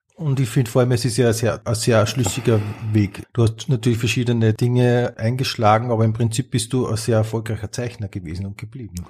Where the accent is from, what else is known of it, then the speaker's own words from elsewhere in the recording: Upper Austria, Austria; ich bin ja aus Oberösterreich